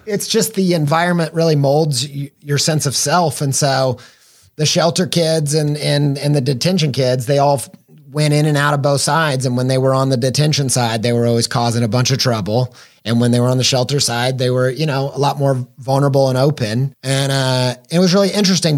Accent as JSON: {"language": "English", "region": "Midwest", "country": "United States", "tie": "born or raised there", "said": "I grew up in the Midwest"}